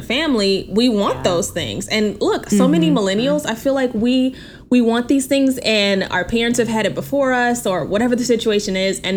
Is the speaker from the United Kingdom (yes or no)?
no; Texas, United States; moved away; I'm from Texas. Like, we are just used to single family homes